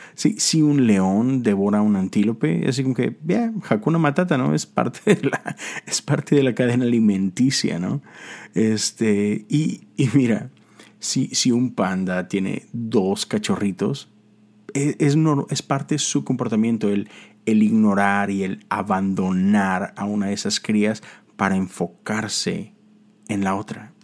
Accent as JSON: {"language": "Spanish", "town": "Monterrey", "region": "Nuevo León", "country": "Mexico", "moved": "as an adult", "lives_now": "Houston, United States", "said": "yo soy de Monterrey, Nuevo León. Eh, eso está en México"}